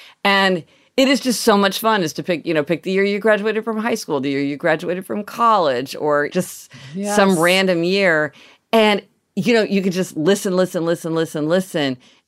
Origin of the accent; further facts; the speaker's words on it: Soweto, Gauteng, South Africa; Growing up in Soweto, our dream was to put another room on our house.